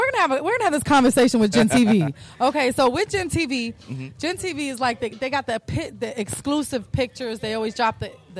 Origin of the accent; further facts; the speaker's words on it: Chicago, Illinois, United States; now in Florida, United States; I'm from Chicago.